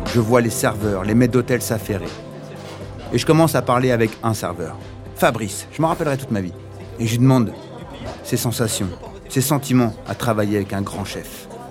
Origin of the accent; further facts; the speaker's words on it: Paris region, Île-de-France, France; Je viens de la région parisienne